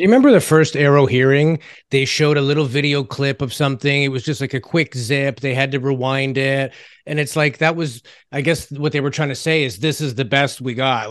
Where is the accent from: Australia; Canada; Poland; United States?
Canada; It's called being Canadian